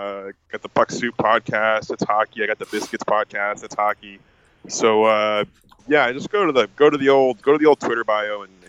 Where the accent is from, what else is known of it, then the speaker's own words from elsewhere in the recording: Harrison, New Jersey, United States; also born or lived in New Brunswick, New Jersey / Hoboken, New Jersey; I grew up in Jersey, live in Jersey. I grew up in a town called Harrison, New Jersey, and then I went to Rutgers University in New Brunswick, New Jersey, and now I live in Hoboken, New Jersey.